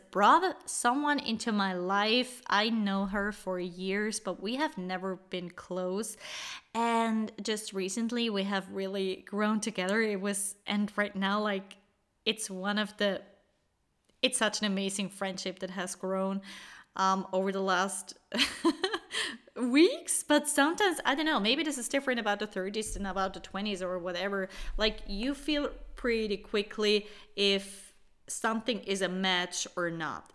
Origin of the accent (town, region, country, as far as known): Switzerland; born or raised there